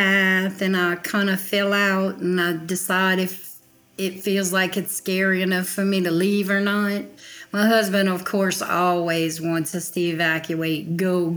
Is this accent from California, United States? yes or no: no; Houma, Louisiana, United States; I grew up in downtown Houma, Louisiana, about 60 miles south of New Orleans.